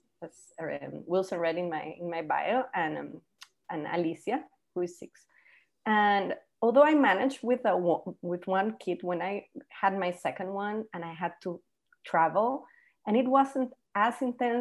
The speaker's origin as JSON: {"language": "English", "country": "Costa Rica", "first_language": "Spanish", "second_language": "English", "moved": "yes", "lives_now": "Panama", "said": "I live in Panama, as you mentioned, but I'm actually from Costa Rica"}